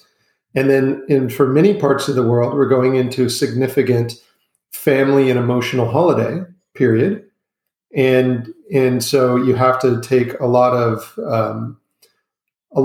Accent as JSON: {"language": "English", "country": "United States", "tie": "born or raised there", "also_born_or_lived": "Asia / Europe", "accent": "American", "moved": "as an adult", "said": "I grew up in the United States."}